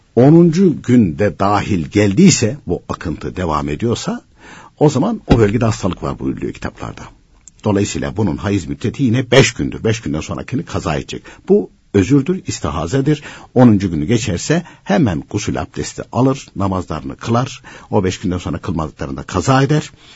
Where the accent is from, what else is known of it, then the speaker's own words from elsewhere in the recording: Başarakavak, Konya, Turkey; moved away; also born or lived in Gönen / Istanbul; benim köyün ismi Başar Kavak.